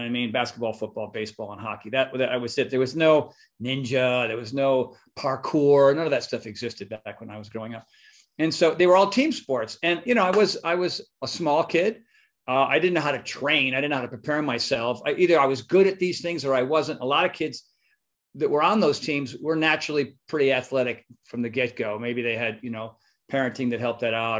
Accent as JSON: {"language": "English", "region": "Northeast", "country": "United States", "moved": "yes", "lives_now": "California, United States", "said": "Philly, Jersey, New York, Connecticut, Massachusetts, the East, the Northeast. We're a very opinionated, stressed"}